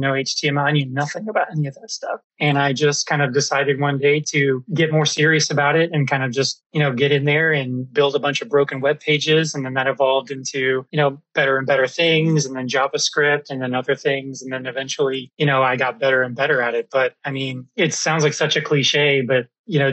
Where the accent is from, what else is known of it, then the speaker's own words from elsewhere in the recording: Orlando, Florida, United States; moved away; also born or lived in Seattle; I grew up in Orlando